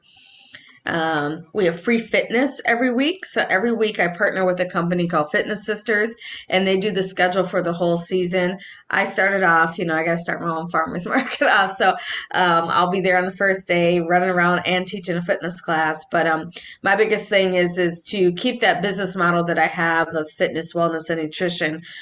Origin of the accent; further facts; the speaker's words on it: Edina, Minnesota, United States; now in Golden Valley, United States; I'm from Edina, born and raised